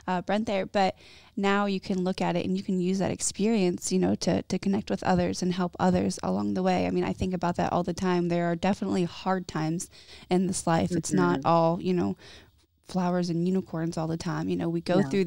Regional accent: Ohio, United States; moved away as an adult; also born or lived in California; we moved from Ohio to California

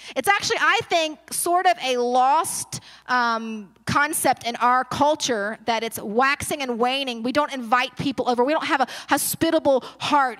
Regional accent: Baton Rouge, Louisiana, United States; moved away; I'm originally from Baton Rouge, but I transplanted here

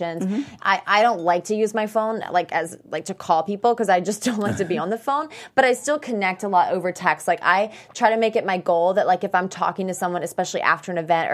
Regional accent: the South, United States; we're both from the South

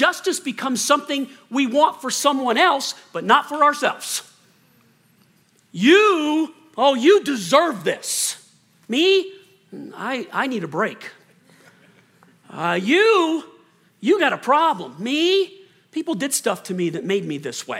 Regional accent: Colorado, United States; moved away as an adult; also born or lived in Lexington, Kentucky; we moved back to Colorado. This is where Chris is from, and I grew up most of my life here

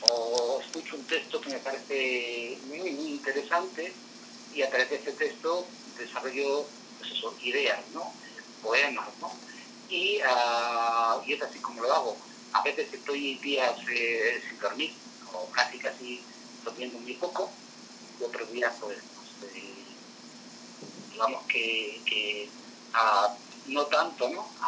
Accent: Madrid, Community of Madrid, Spain; moved away as an adult; now in Puebla, Mexico; Soy madrileño, del barrio de Caramanchel, y actualmente estoy radicado en, México, en, la, ciudad, eh, en la heroica ciudad de Puebla.

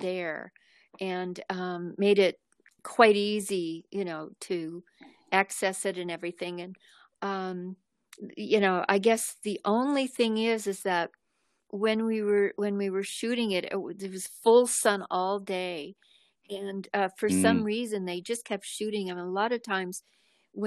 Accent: Los Angeles, California, United States; I was raised two miles away from the ocean in Mar Vista

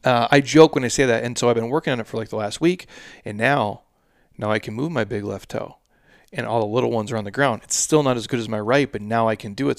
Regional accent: Midwest, United States; I'm from the Midwest

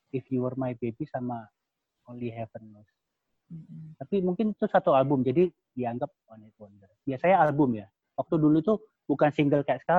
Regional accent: Surakarta, Central Java, Indonesia; tapi kalau aku pribadi karena aku orang Solo ya keluarga aku orang Solo setiap hmm.

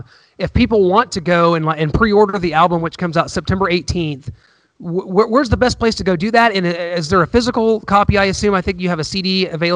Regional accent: Missouri, United States; I'm from Missouri

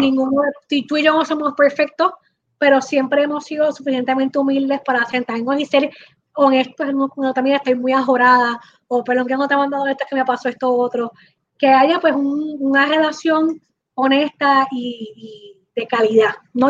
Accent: Puerto Rico; somos como cuatro puertorriqueños

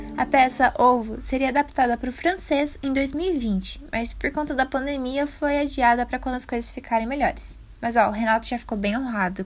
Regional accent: Brazil; a gente é brasileiro

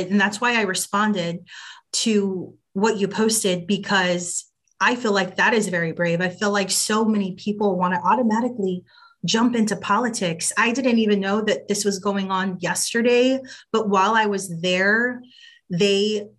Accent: Uvalde, Texas, United States; moved away; Uvalde is my hometown, but the childhood home I grew up in was a 5-minute walk to Robb Elementary.

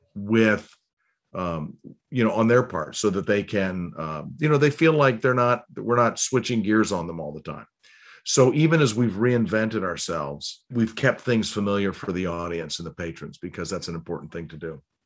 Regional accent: Cleveland, Ohio, United States; also born or lived in Baltimore; now in Annapolis, United States; I was born in Baltimore, and I actually, I grew up in Cleveland

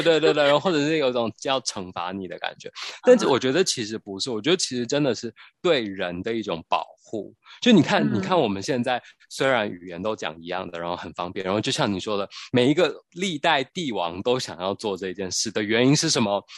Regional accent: Taiwan; 我们台湾人讲的台湾的国语

